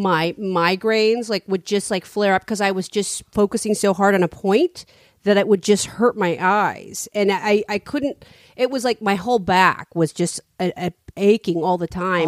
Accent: San Francisco, California, United States; I'm from San Francisco

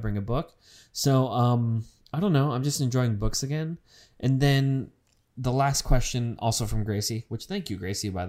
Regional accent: United Kingdom; Josh had asked, is this because I'm British?

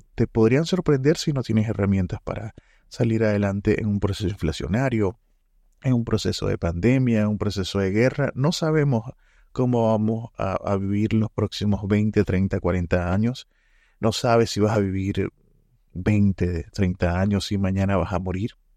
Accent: Venezuela; moved away as an adult; now in Santiago, Chile; En este momento vivo en Santiago, de Chile. Eh, soy venezolano y, mm, estando acá hace cuatro años

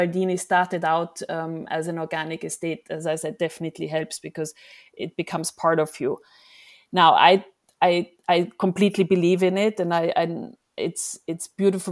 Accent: Emilia-Romagna, Italy; we come from Lambrusco land, right? So our wines are Lambrusco, the indigenous grapes from our area. So it's a very traditional wine in Emilia.

